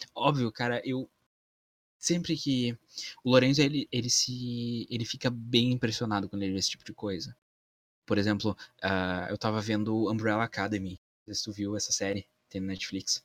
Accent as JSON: {"language": "Portuguese", "town": "Campo Bom", "region": "Rio Grande do Sul", "country": "Brazil", "tie": "born or raised there", "said": "da minha cidade natal também, que chama Campo Bom, que é a cidade que eu vivo ainda"}